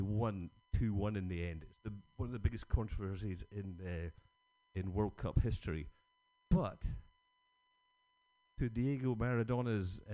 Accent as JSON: {"language": "English", "region": "Scotland", "country": "United Kingdom", "said": "Being Scottish"}